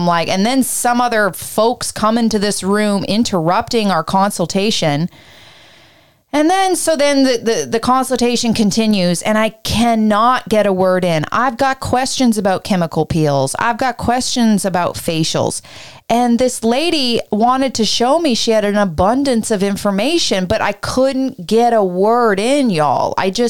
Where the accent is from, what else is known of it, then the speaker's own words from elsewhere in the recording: Canada; I spent my That's whole life being Canadian and a girl and a people pleaser with some built-in traumatic energy.